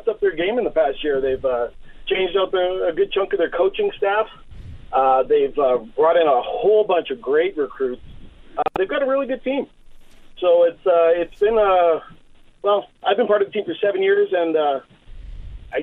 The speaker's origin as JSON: {"language": "English", "town": "Edmonton", "region": "Alberta", "country": "Canada", "tie": "born or raised there", "said": "I grew up in Edmonton on the north side, actually, right down the street from Grant Fuhr's old house."}